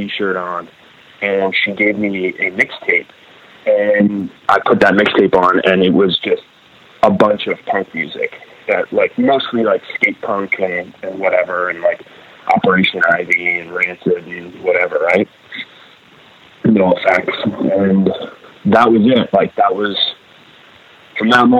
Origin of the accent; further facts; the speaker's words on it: Grimsby, Ontario, Canada; there weren't a group of punks when I grew up in Grimsby